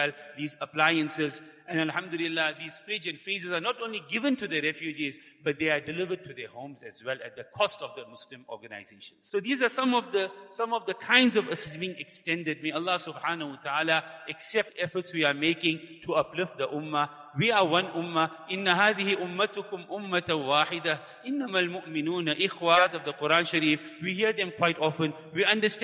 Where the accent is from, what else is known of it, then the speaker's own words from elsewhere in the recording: South Africa; we as South African, living as a minority in this country